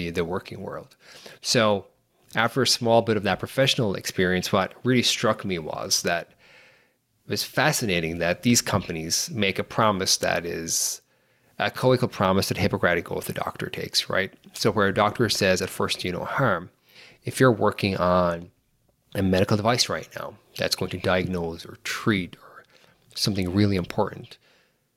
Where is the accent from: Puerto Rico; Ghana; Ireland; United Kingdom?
Ireland; moved away as an adult; now in San Francisco Bay Area, United States; I'm from Ireland, live here in the Bay Area, in San Francisco Bay Area right now